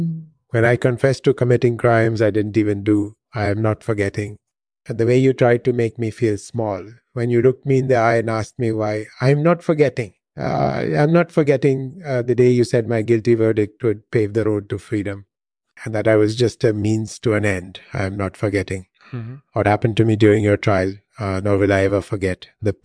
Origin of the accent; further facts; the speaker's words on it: Bosanski Skejet, Bosnia & Herzegovina; I was born in Yugoslavia in 1964. I grew up in the town of Bosanski Skejet. After high school, I studied engineering at the University of Zagreb.